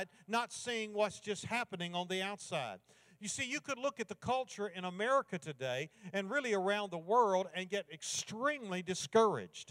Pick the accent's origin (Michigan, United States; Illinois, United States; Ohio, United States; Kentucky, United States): Kentucky, United States; I grew up in Kentucky